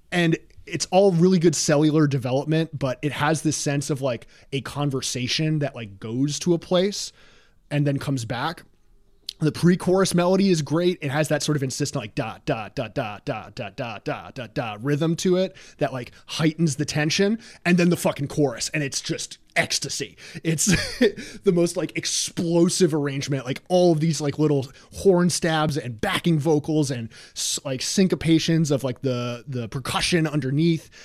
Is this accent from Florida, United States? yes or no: no; New York, United States; I and other New Yorkers around my age